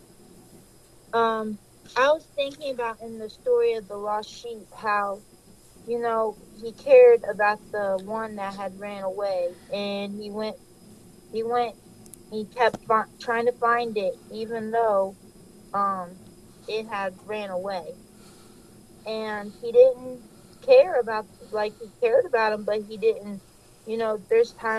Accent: Ohio, United States; I was born in Ohio, and I was raised in Ohio

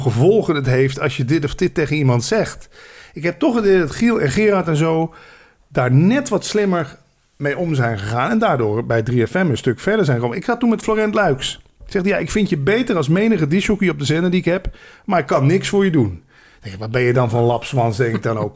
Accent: Limburg, Netherlands; moved away; als Limburger

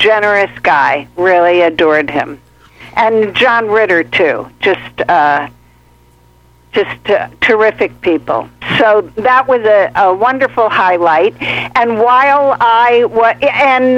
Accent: St. Louis, Missouri, United States; moved away as an adult; also born or lived in Los Angeles; I'm from St. Louis

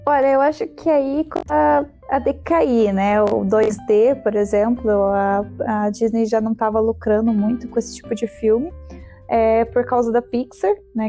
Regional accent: Brazil; a gente é brasileiro

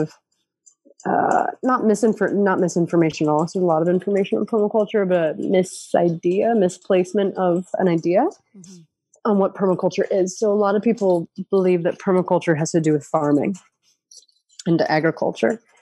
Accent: upstate New York, United States; I grew up in a county in upstate New York

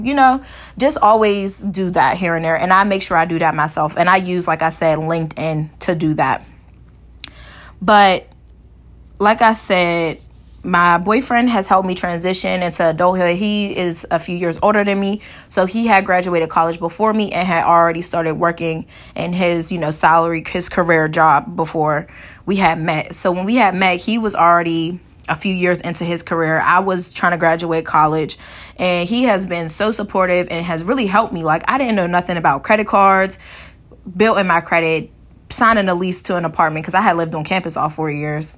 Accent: Pittsburgh, Pennsylvania, United States; also born or lived in Kent, Ohio; my hometown of Pittsburgh, Pennsylvania

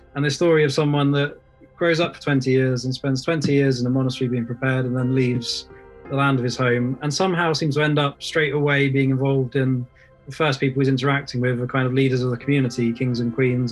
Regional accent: England, United Kingdom; born and raised in England

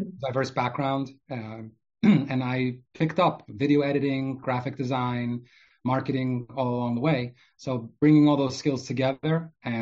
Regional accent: New York City, New York, United States; also born or lived in Odesa, Ukraine; I grew up in Brooklyn, New York

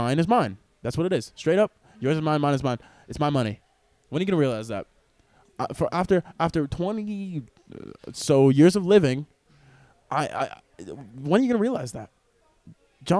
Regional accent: Stony Brook, New York, United States; I grew up in Stony Brook, a privileged white neighborhood.

